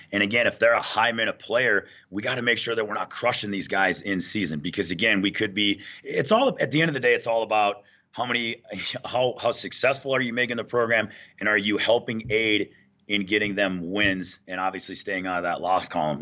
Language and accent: English; Minnesota, United States; moved away as an adult; now in Denver, United States; born and raised in Minnesota